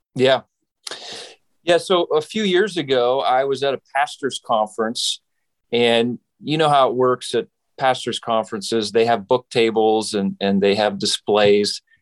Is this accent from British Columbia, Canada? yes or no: no; Saskatchewan, Canada; now in United States; I grew up in Western Canada. So I am from Saskatchewan.